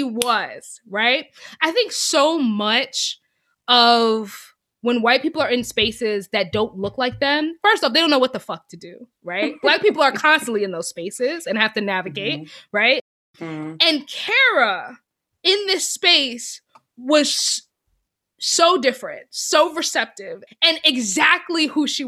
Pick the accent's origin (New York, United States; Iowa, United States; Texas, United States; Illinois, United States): New York, United States; moved away as an adult; I was this girl from New York, from the North, Christian